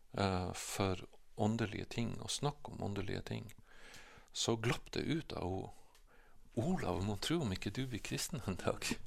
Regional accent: Bodø, Nordland, Norway; also born or lived in Glomfjord; vokste jeg opp i Bodø. Vi flytta hit eh, når jeg var eh, nesten fire år gammel

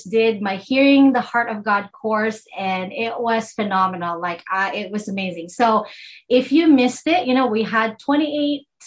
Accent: Philippines; accent: Filipino; sorry my filipino accent

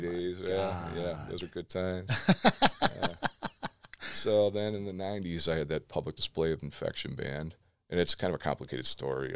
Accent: Cleveland, Ohio, United States; I grew up in West Park when they started busing. I moved out to the suburbs.

